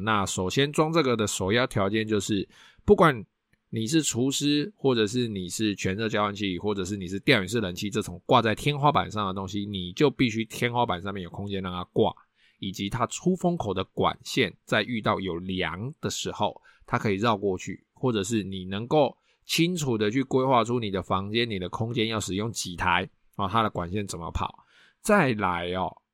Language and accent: Chinese; Taiwan; 我们台湾人